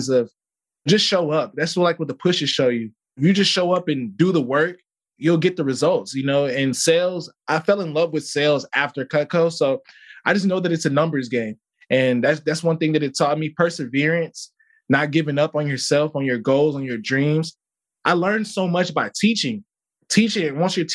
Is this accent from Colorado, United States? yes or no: no; Chicago, Illinois, United States; moved away as an adult; also born or lived in Mississippi; I grew up in Chicago